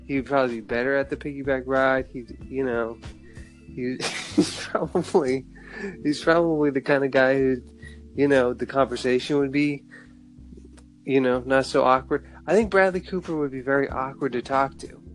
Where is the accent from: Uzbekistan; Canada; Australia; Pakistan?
Canada; I'm Canadian.